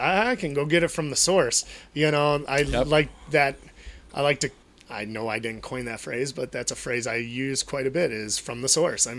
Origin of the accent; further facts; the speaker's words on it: Chicagoland area, Illinois, United States; born or raised there